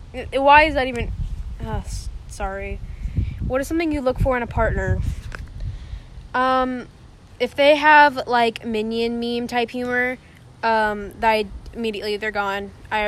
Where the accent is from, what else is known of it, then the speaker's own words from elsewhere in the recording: Oklahoma City, Oklahoma, United States; born there; now in Texas, United States; I was not born in Bethany. Who told me I was born in Bethany? I was born in Oklahoma City.